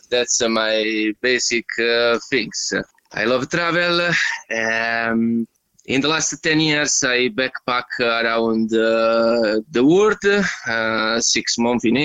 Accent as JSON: {"language": "English", "country": "Italy", "also_born_or_lived": "England / Germany", "moved": "as an adult", "said": "from uh, Italy. I am uh, 36 at the moment."}